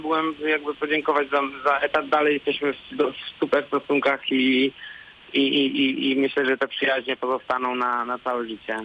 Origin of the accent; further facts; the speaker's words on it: Warsaw, Masovian Voivodeship, Poland; also born or lived in Łódź; ja jestem warszawiakiem